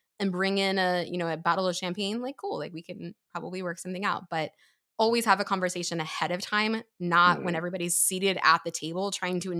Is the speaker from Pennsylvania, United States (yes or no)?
yes; Pennsylvania, United States; moved away as an adult; I grew up in Pennsylvania